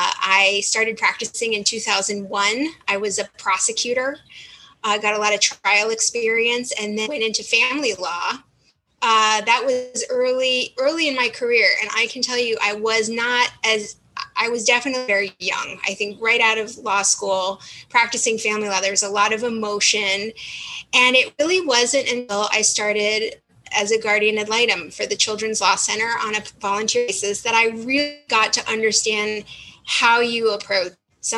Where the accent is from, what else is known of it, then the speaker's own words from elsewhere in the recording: Glendale, Arizona, United States; also born or lived in New Jersey; Well, I grew up in Phoenix. I'm originally from New Jersey, which gives me a bit of a mouthy edge when I'm talking to people. But I grew up in Glendale. I went to all Arizona schools.